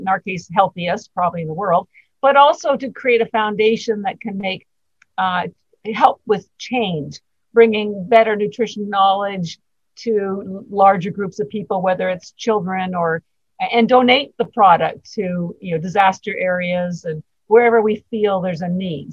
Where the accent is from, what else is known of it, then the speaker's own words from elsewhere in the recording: Canada; moved away as an adult; now in Boston, United States; I'm actually Canadian, but I've lived in Boston uh, 33 years